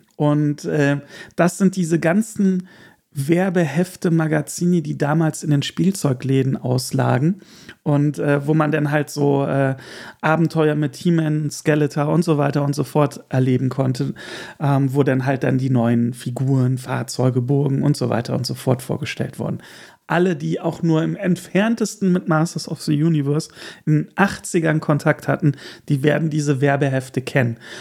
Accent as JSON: {"language": "German", "town": "Erkelenz", "region": "North Rhine-Westphalia", "country": "Germany", "tie": "born or raised there", "also_born_or_lived": "Hamburg", "moved": "yes", "said": "als kleines Kind auf der Erkelenzer Kirmes"}